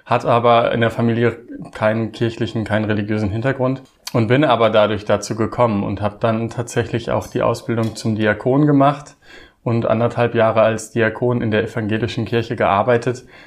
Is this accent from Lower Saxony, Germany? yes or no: yes; Osnabrück Land, Lower Saxony, Germany; moved away; ich komme ursprünglich aus dem Osnabrücker Land